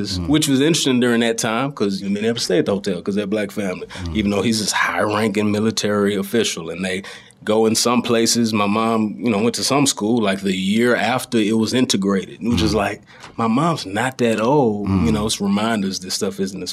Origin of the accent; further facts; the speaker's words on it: DeSoto, Texas, United States; I grew up in a suburb south of Dallas, so in DeSoto, and that's where I currently live